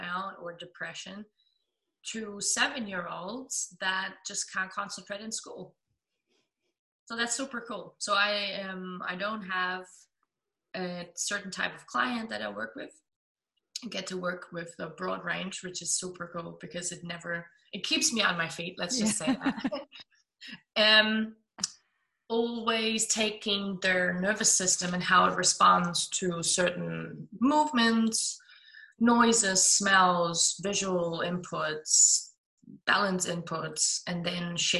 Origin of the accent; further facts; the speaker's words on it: Germany; accent: German; English is a second language; also born or lived in Melbourne, Australia; I'm 27, I'm from Germany